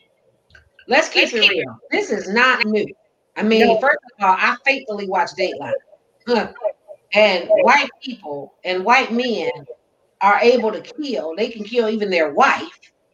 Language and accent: English; Detroit, Michigan, United States; I'm from Detroit, and I've never known black folks to carry guns.